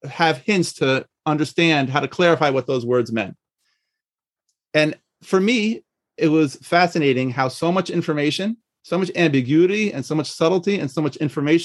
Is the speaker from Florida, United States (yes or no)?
no; Washington, District of Columbia, United States; moved away as an adult; also born or lived in Monsey / Israel; was born and raised in the Washington, D.C. area